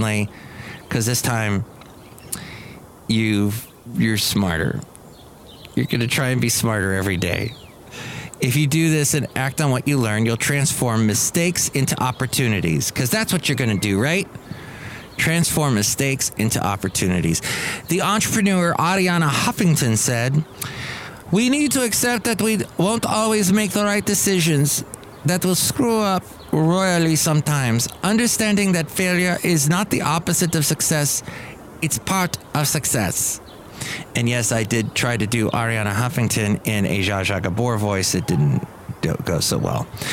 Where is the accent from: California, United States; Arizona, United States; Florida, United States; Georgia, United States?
California, United States; longtime Californian here, growing up in California